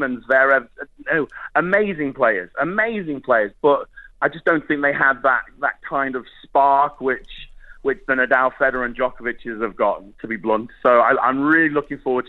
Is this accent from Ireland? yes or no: no; United Kingdom; I'm a Brit.